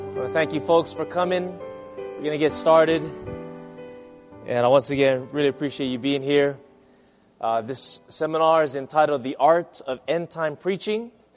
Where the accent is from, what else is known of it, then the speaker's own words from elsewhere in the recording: Hawaii, United States; my hometown in Hawaii